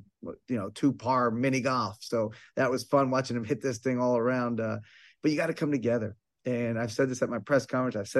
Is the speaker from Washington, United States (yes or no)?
no; Bucks County, Pennsylvania, United States; I grew up in Bucks County, PA, about a little less than an hour from Temple.